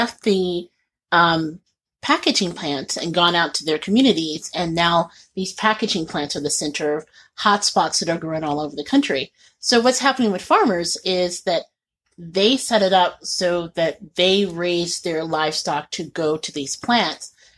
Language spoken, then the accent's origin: English; Indiana, United States; I grew up in Indiana